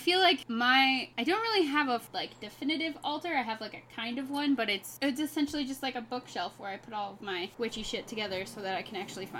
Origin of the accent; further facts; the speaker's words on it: the South, United States; accent: southern; I just hide my accent really well. If I drink a lot on this podcast at one point, you will find out just how southern I am.